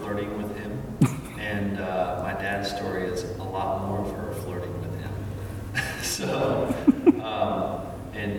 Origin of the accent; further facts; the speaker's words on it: Peachtree City, Georgia, United States; also born or lived in Pacifica, California; But I grew up in Peachtree City, Georgia